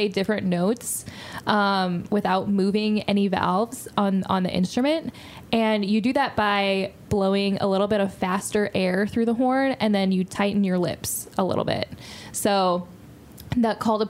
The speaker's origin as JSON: {"language": "English", "town": "St. Louis", "region": "Missouri", "country": "United States", "moved": "yes", "said": "I'm from St. Louis"}